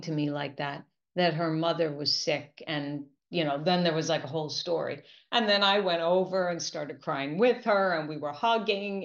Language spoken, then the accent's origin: English; New York, United States; I'm a New Yorker